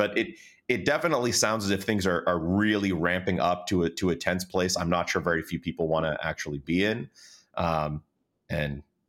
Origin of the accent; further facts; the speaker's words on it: Pittsburgh, Pennsylvania, United States; obviously I'm from Pittsburgh, big Penguins fan